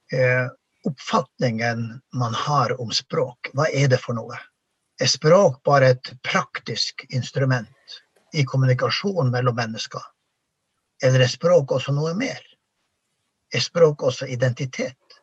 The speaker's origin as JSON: {"language": "Norwegian", "country": "Norway", "tie": "born or raised there", "said": "det ble ikke lagt skjul på det samiske språket i bygda der jeg vokste opp"}